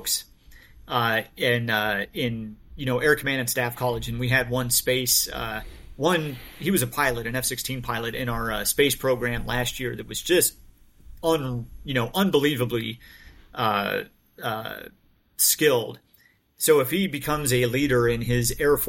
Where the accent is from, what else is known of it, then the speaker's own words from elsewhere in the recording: United States; I'm an American. I'm a U.S. officer